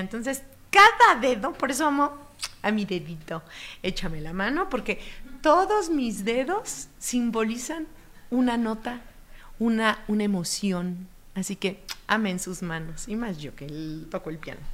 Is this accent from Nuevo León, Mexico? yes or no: no; Oaxaca, Mexico; Como yo soy de Oaxaca